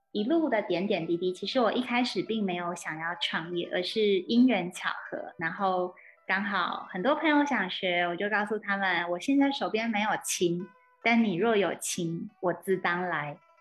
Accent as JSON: {"language": "Chinese", "area": "Sun Moon Lake", "region": "Nantou County", "country": "Taiwan", "tie": "born or raised there", "also_born_or_lived": "Shanghai, China", "moved": "as an adult", "said": "我的老家日月潭这边"}